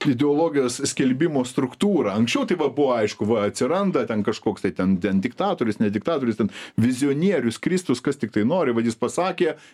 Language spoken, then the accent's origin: Lithuanian; Lithuania